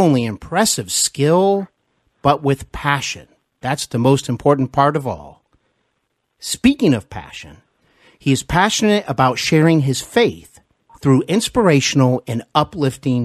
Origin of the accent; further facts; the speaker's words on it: Ohio, United States; also born or lived in Knoxville, Tennessee; I moved back home to Ohio, where I am originally from